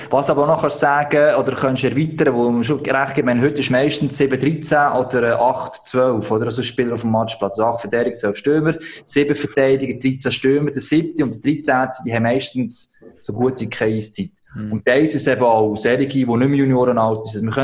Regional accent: Switzerland; als Schweizer können WM schon aufregen

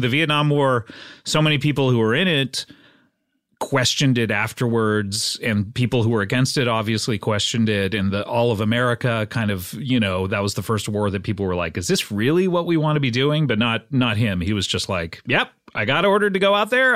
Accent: Orange County, California, United States; also born or lived in Savannah, Georgia; I grew up right here in California in the, uh, wonderful county of Orange County.

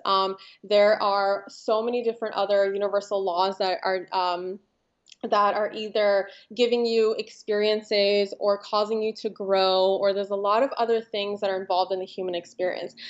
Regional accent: Los Angeles, California, United States; also born or lived in Ukraine; I grew up in Los Angeles

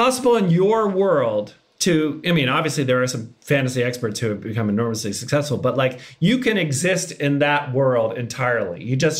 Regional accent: Massachusetts, United States; moved away; I was long gone from Massachusetts. I don't recognize it whatsoever.

